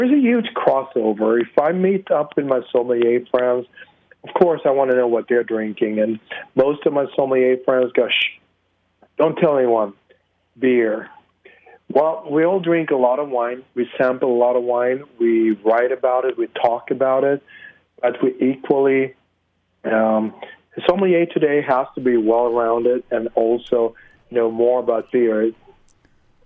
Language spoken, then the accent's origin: English; Sweden; now in United States; I'm originally from Sweden